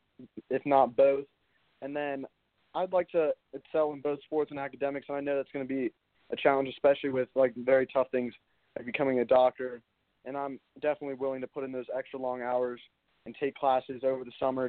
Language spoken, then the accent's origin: English; Mount Pleasant, South Carolina, United States; born and raised in Mount Pleasant, South Carolina